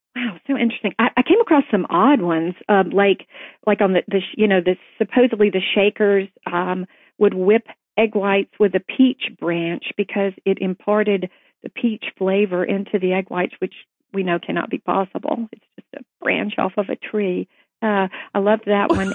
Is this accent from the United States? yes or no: yes; Tennessee, United States; growing up in Tennessee